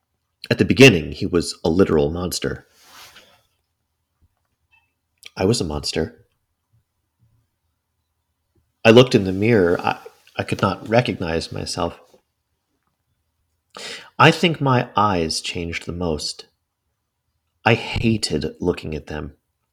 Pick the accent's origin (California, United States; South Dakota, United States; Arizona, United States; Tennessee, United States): Tennessee, United States; I'm from Tennessee. It's not the most progressive state in the union.